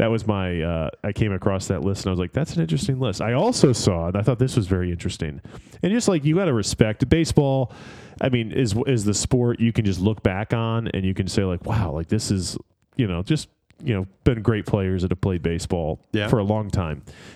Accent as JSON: {"language": "English", "region": "East Coast", "country": "United States", "tie": "born or raised there", "said": "Growing up on the East Coast, didn't get to watch him nearly as much growing up as I would have liked to."}